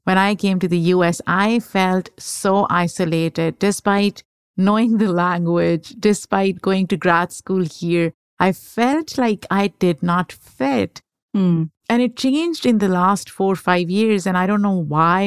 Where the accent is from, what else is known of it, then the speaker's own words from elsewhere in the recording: Pakistan; moved away; I grew up in Pakistan